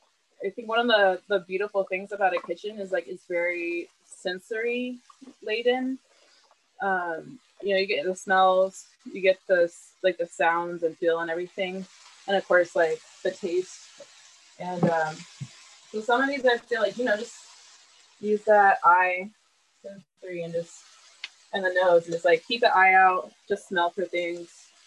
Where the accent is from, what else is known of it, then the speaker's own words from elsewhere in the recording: the South, United States; But I personally, like growing up in the South, just like general food, like we do a lot of like sauteed stuff with like butter and I find it very comforting.